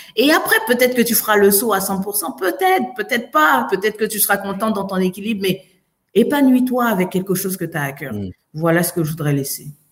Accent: Côte d’Ivoire; also born or lived in France; now in Montreal, Canada; je viens de Côte d'Ivoire

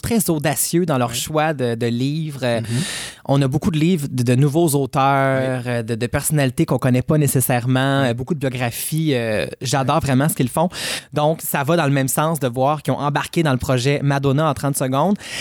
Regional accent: Abitibi-Témiscamingue, Quebec, Canada; je suis originaire d'Abitibi-Témiscamingue

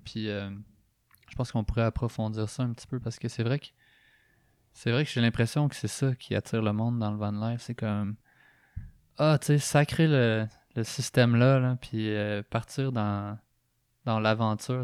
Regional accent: Drummondville, Quebec, Canada; moved away; also born or lived in Montreal; je viens de Drummondville

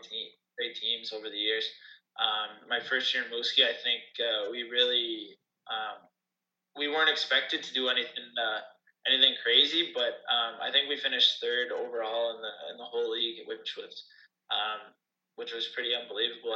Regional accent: Sydney, Nova Scotia, Canada; my hometown team

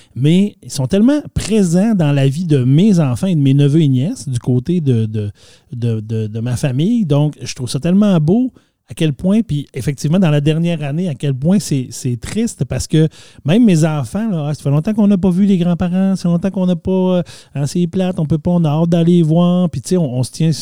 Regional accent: Saguenay, Quebec, Canada; je viens du Saguenay, je l'ai dit tantôt, plus précisément d'Arvida. Et pas loin de chez moi, il y avait le rang Saint-Anne

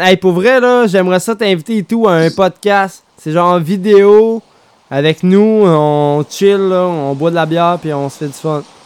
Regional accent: Quebec City, Quebec, Canada; On vient de Québec

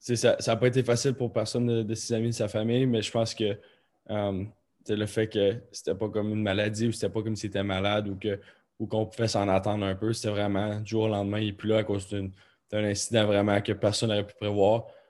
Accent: Rimouski, Quebec, Canada; also born or lived in Baie-Comeau / Columbus; moi, j'ai grandi à Bécomo, j'ai grandi à Rimouski

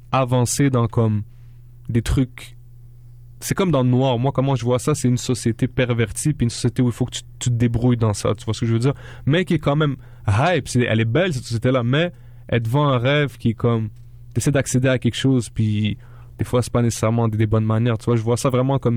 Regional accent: Morocco; Euh, ouais, je viens du Maroc.

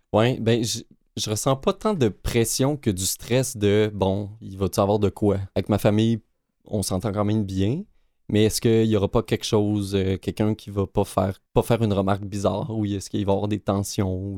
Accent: Quebec, Canada; moved away; j'ai grandi au Lac-Saint-Jean.

